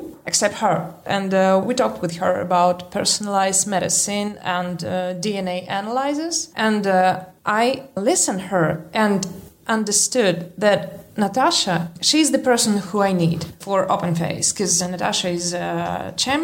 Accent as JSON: {"language": "English", "town": "Novosibirsk", "region": "Novosibirsk Oblast", "country": "Russia", "tie": "born or raised there", "second_language": "English", "said": "I'm from Russia. I was born in Novosibirsk."}